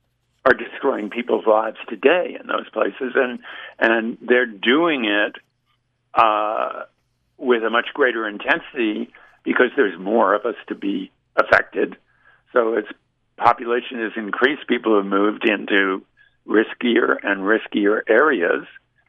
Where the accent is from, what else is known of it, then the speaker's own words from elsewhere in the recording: Dade County, southern Florida, United States; moved away; also born or lived in New York; So my formative growing up years were all in southern Florida, and we lived in the highest point in Dade County, which was about 13 feet above sea level, and this is in the 1950s.